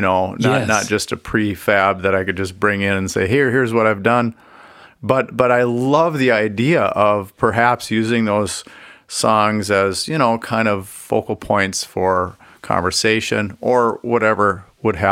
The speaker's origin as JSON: {"language": "English", "region": "Minnesota", "country": "United States", "tie": "born or raised there", "said": "I grew up Catholic in Minnesota"}